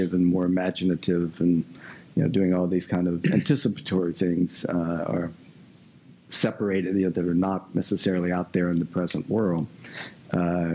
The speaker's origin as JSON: {"language": "English", "region": "Louisiana", "country": "United States", "said": "I'm from Louisiana"}